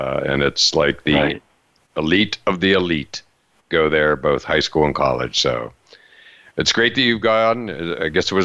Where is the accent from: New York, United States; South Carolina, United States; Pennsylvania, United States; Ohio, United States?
Pennsylvania, United States; Western; moved away; I'm from Western PA, a lot of friends still there